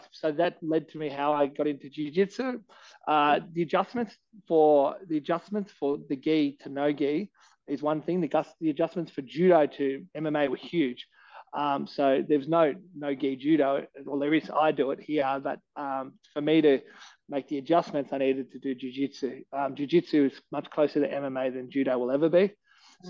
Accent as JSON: {"language": "English", "town": "Canberra", "region": "Australian Capital Territory", "country": "Australia", "tie": "born or raised there", "also_born_or_lived": "Melbourne", "moved": "as an adult", "said": "I'm born, bred and fed Canberra. So I grew up in Canberra"}